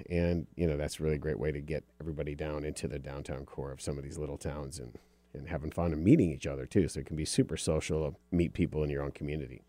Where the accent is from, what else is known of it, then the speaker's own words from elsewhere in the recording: Upper Michigan, United States; I was raised in Upper Michigan